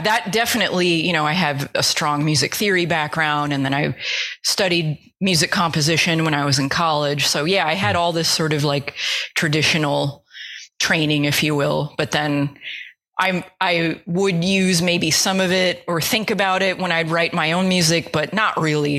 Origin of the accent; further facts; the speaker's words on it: United States; I grew up right outside New York City, so I actually could like take a bus into Manhattan